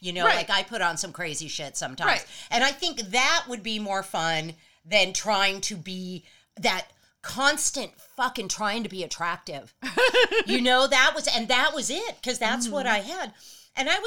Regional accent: Los Angeles, California, United States; growing up in LA.

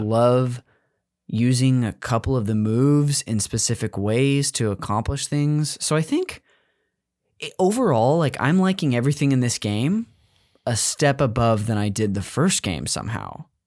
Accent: California, United States; I grew up in California

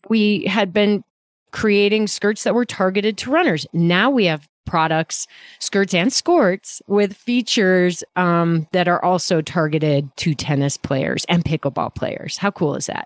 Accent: Midwest, United States; I'm from the Midwest.

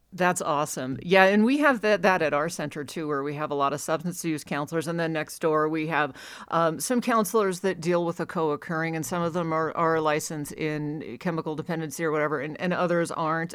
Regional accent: Alaska, United States; now in Reno, United States; I grew up in Alaska, so, and right now I'm in Reno

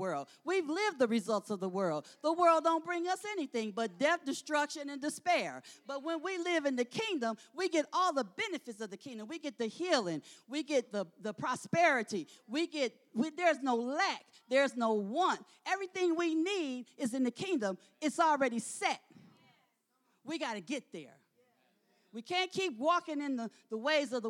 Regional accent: Michigan, United States; moved away; I'm from Michigan.

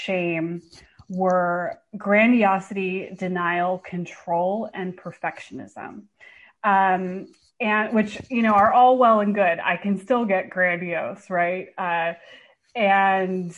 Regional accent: Bay Area, California, United States; moved away as an adult; now in Portland, United States; I actually live in Portland now, but I'm from the Bay Area

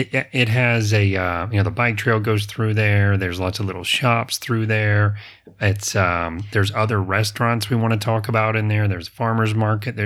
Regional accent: the South, United States; I'm from the South

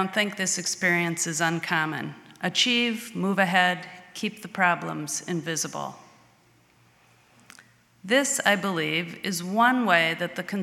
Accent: Edina, Minnesota, United States; I grew up in Edina, Minnesota, attending Edina High School

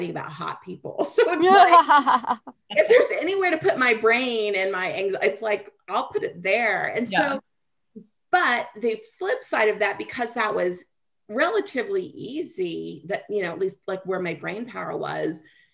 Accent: Kansas, United States; Kansas. No, where are you originally from? Kansas

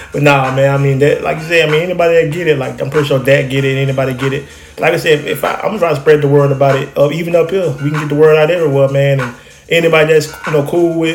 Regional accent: Troy, Alabama, United States; we from the Montgomery area, and I'm from Troy area. We come from Alabama

